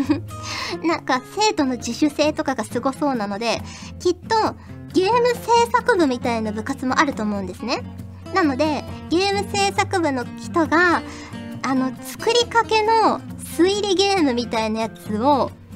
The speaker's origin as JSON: {"language": "Japanese", "region": "Fukuoka", "country": "Japan", "tie": "born or raised there", "said": "私は福岡出身なので、もう RKB ラジオとか KBC ラジオとかめちゃくちゃ聞いてましたから"}